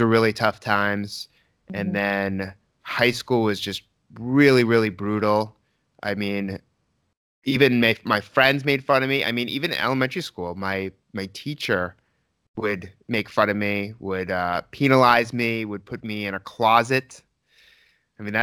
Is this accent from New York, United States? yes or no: no; Newton, Massachusetts, United States; I grew up in Newton, Massachusetts